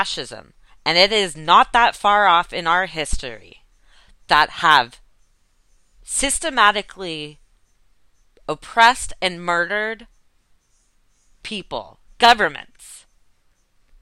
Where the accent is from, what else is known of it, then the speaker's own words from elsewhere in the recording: United States; as an American